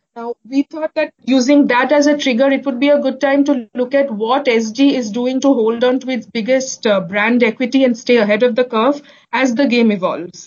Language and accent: English; India; being an Indian